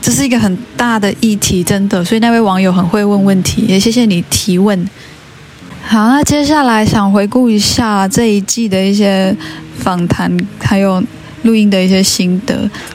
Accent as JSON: {"language": "Chinese", "country": "Taiwan", "said": "这些事情并不是身为原住民的我已经停止思考的事情"}